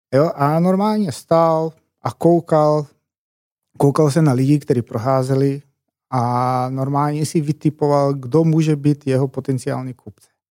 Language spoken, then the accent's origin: Czech; eastern Macedonia, North Macedonia; Czech is a second language; moved away as an adult; now in Prague, Czech Republic; já přicházím z takového malého městečka z východní Makedonie, ne z hlavního města, a do Čech jsem přijel, ty bláho, tak je to skoro 11 let